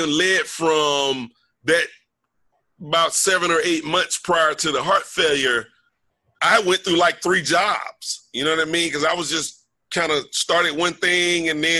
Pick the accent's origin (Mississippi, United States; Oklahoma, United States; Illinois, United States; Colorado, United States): Mississippi, United States; moved away; I'm from Mississippi. I'm from a little small college town.